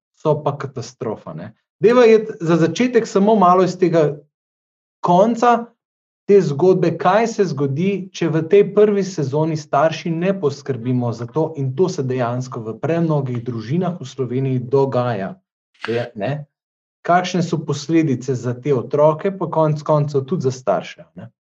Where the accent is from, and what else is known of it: Slovenia